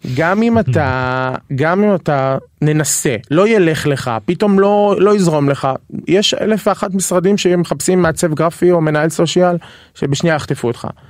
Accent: Dimona, Southern District, Israel; moved away as an adult; also born or lived in Beersheba; now in Tel Aviv, Israel; אני מהדרום במקור

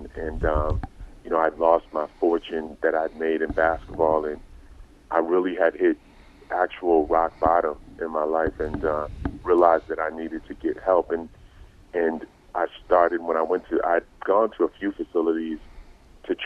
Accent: Old Saybrook, Connecticut, United States; I grew up in Old Saybrook, Connecticut

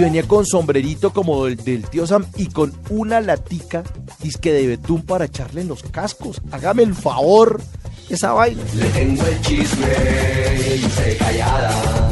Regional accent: Colombia; así somos los colombianos

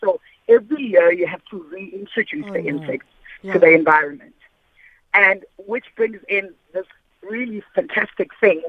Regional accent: Pretoria, Gauteng, South Africa; I grew up in Pretoria

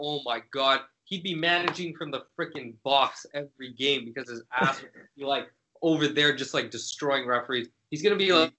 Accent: United Kingdom; accent: British; My British

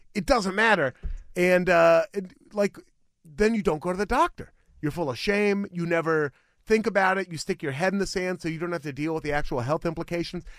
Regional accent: Beaverton, Oregon, United States; This is the city that raised me. Beaverton is the city where I was born.

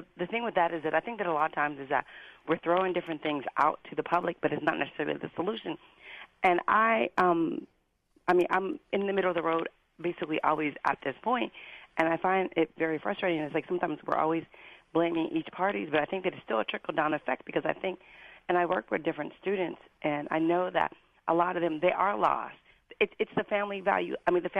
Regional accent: Western Pennsylvania, United States; I'm from Western Pennsylvania

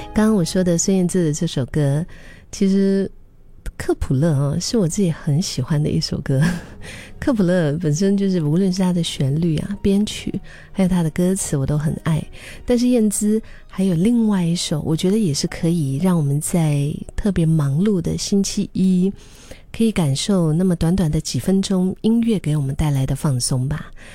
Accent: Singapore; 用我们新加坡人的话说

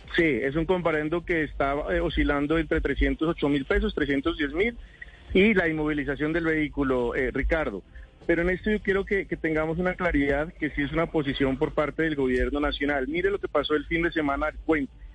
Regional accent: Colombia

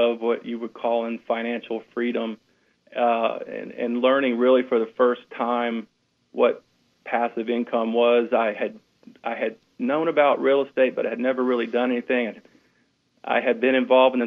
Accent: Louisiana, United States; moved away as an adult; now in Houston, United States; Stephanie and I, we're originally from Louisiana

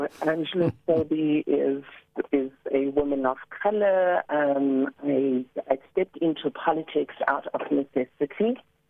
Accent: Cape Town, Western Cape, South Africa; moved away; I grew up on the Cape Flats. I grew up in Nuremberg, to be specific. And after all these years, coming back to the Western Cape

